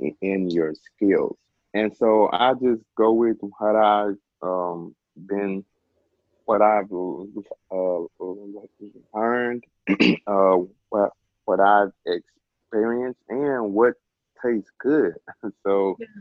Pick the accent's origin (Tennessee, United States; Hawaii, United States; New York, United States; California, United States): Tennessee, United States; Memphis; I'm from Memphis, Tennessee, home of the barbecue and everything else